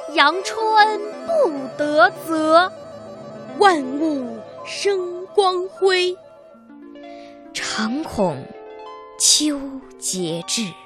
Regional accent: Meishan, Sichuan, China; 来自四川梅山

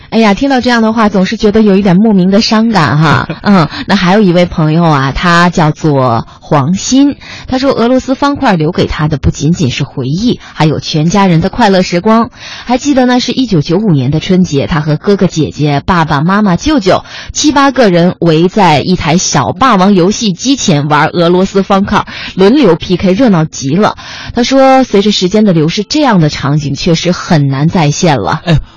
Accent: northern China, China; 我是北方人

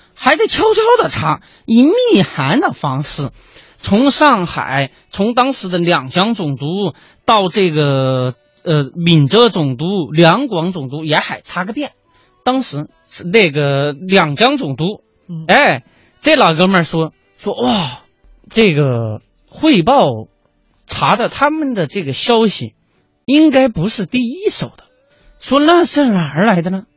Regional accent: China; 我们中国人

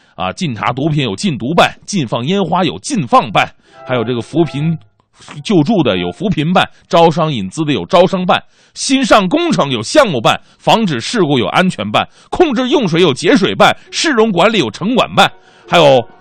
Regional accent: Changchun, Jilin, China; 家乡长春

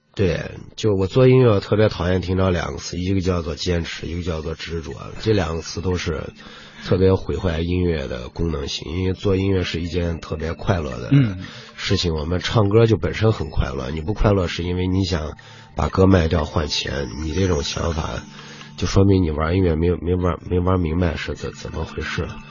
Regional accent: Ningxia, China; 我们不是来自宁夏的嘛

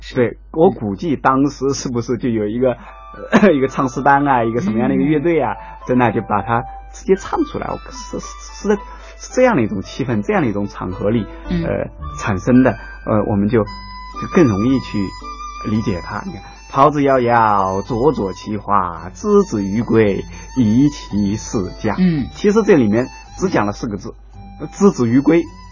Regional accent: China; 《桃夭》这首诗的话，在我们中国人中间应该说是，呃，付诸皆知，耳熟能详啊

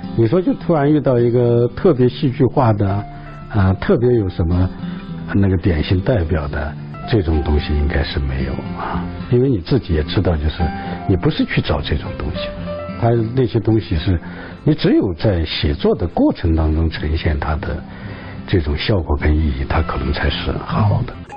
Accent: Aba Prefecture, Sichuan, China; now in Chengdu, China; 阿坝州马尔康县，我家隔县城又有一百多里地，啊，小山村里头

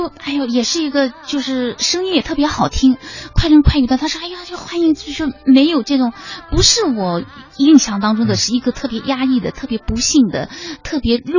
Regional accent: China; 我说我们中国人怎么能这样子？

